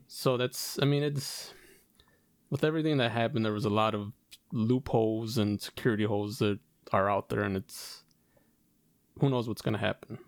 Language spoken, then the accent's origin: English; Chicago, Illinois, United States; we're from Chicago